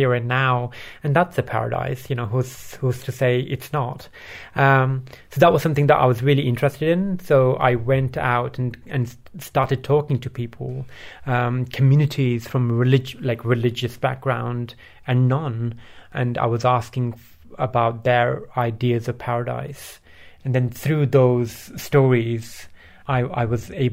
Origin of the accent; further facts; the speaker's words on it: Bradford, Yorkshire and the Humber, United Kingdom; English is a second language; also born or lived in Pakistan; I grew up in Yorkshire. So I was born in Pakistan. I moved to Bradford at the age of 8